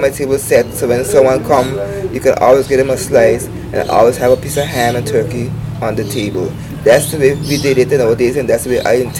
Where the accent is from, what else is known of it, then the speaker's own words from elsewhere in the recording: Sint Maarten; as a young woman growing up in St. Martin, in the back of my days, I grew up with old people, elderly.